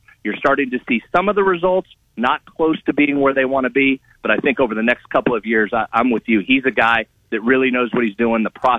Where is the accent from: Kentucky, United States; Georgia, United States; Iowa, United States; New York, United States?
Iowa, United States; West Des Moines; I'm an Iowa native. I'm from West Des Moines, went to Valley High School, went to college in Iowa, grew up there.